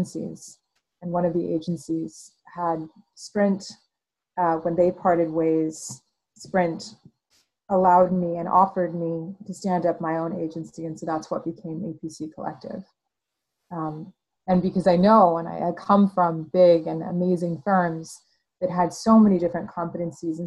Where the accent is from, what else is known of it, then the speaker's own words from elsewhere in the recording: El Paso, Texas, United States; moved away as an adult; now in Austin, United States; I grew up in El Paso, Texas. I came to Austin through school